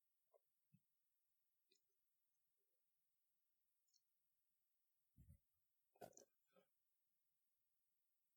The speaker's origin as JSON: {"language": "English", "country": "United States", "also_born_or_lived": "Thailand", "moved": "as an adult", "lives_now": "United Kingdom", "said": "it's strange being an American"}